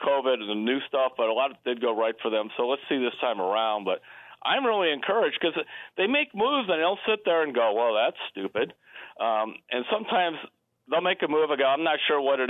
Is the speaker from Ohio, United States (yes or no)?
yes; Cleveland, Ohio, United States; I grew up in Cleveland.